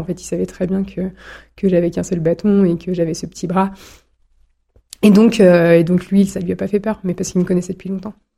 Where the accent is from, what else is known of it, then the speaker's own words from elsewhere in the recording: Villard-sur-Doron, Auvergne-Rhône-Alpes, France; also born or lived in Chambéry; J'habite dans le Beaufortin, j'y ai toujours grandi. Je suis née à Chambéry, de deux parents savoyards et agriculteurs